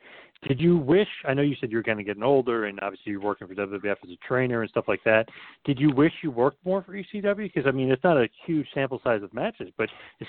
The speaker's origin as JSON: {"language": "English", "town": "Asbury Park", "region": "New Jersey", "country": "United States", "tie": "born or raised there", "said": "my hometown of Asbury Park, New Jersey"}